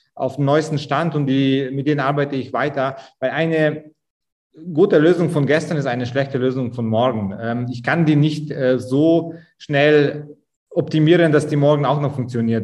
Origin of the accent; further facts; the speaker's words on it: Augsburg, Bavaria, Germany; Augsburg, wo ich herkomme